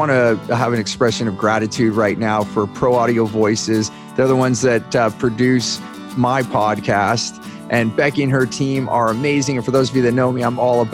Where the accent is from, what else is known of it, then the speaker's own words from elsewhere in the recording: Silicon Valley, California, United States; growing up in Silicon Valley